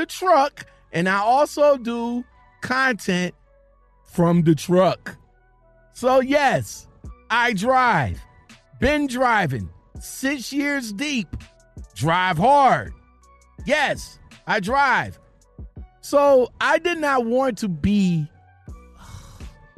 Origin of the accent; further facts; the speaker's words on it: Ohio, United States; I'm from Ohio